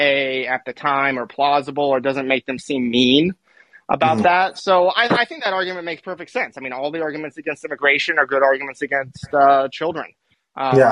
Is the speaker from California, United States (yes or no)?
yes; California, United States; I grew up in California